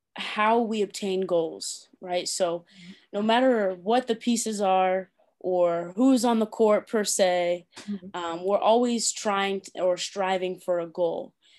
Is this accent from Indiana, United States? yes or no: yes; Tipton, Indiana, United States; also born or lived in London; I am from Tipton, Indiana, and I went to Tipton Elementary School, finished high school at Tri-Central.